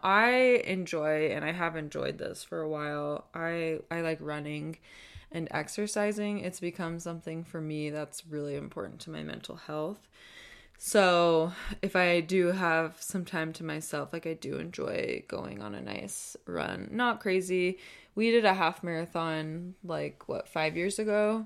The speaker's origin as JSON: {"language": "English", "region": "Southern California", "country": "United States", "tie": "born or raised there", "also_born_or_lived": "Eugene, Oregon / Arizona", "moved": "as an adult", "lives_now": "Utah, United States", "said": "we're both from Southern California"}